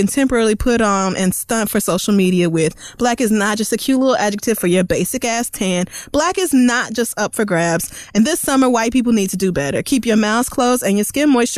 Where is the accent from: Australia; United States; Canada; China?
United States; Oklahoma; growing up in Oklahoma, the sun is just right there on the plains